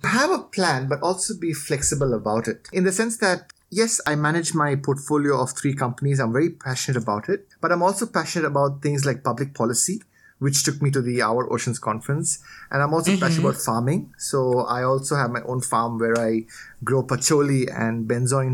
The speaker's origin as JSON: {"language": "English", "country": "India", "tie": "born or raised there", "also_born_or_lived": "Australia", "moved": "as an adult", "lives_now": "Thailand", "said": "I was born in Thailand. I grew up here for a bit. Then I did my schooling in India"}